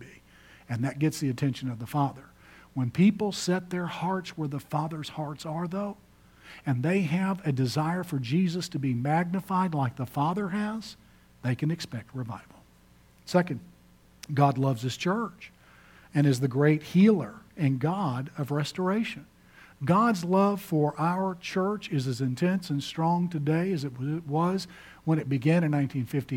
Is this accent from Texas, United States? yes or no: yes; Houston, Texas, United States; my hometown of Houston, Texas